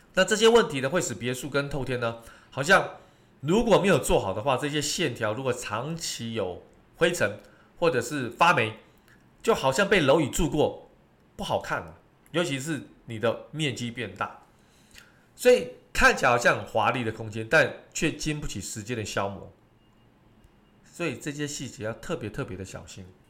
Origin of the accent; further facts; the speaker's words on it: Taiwan; 我们台湾人非常喜欢这种所谓的唱卡拉OK